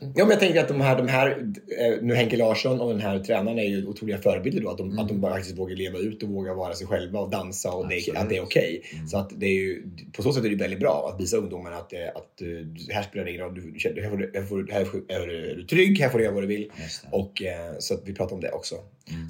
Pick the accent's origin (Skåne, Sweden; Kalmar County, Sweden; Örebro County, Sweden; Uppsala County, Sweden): Örebro County, Sweden; Finnerödja; moved away; vi hade någonting hemma i Närke, eller hemma i Finnerö